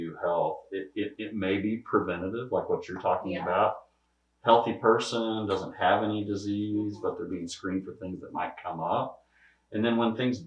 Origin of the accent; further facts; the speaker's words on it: near Joplin, Southwest Missouri, United States; now in Rolla, United States; I grew up in Southwest Missouri down by Joplin in a much smaller town than Rolla.